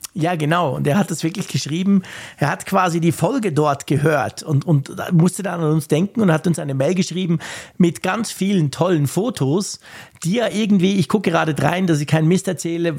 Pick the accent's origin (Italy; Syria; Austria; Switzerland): Switzerland; für uns als Schweizer, wo ja sowieso alles schweineteuer ist